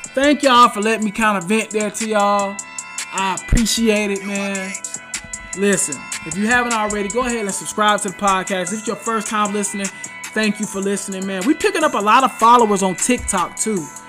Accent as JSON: {"language": "English", "town": "Charlotte", "region": "North Carolina", "country": "United States", "tie": "born or raised there", "said": "I grew up in Charlotte, North Carolina."}